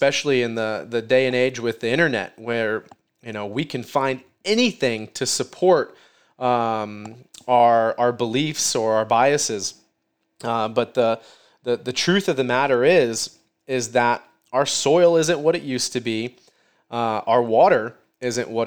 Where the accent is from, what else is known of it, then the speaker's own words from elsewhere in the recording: Midwest, United States; I'm from the Midwest